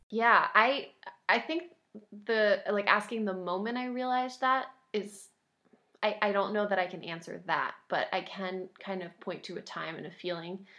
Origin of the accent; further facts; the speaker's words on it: Concord, New Hampshire, United States; moved away as an adult; also born or lived in North Carolina; Saint Paul's School in Concord, New Hampshire, um, my hometown